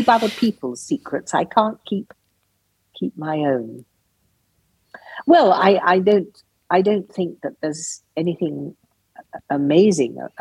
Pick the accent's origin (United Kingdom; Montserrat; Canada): United Kingdom; England; From England